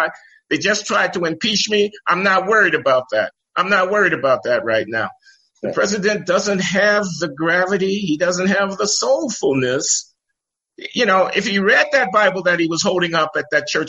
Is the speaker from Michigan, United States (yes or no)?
no; Chicago, Illinois, United States; I grew up in Chicago, south side of Chicago, 75th and the Dan Ryan Expressway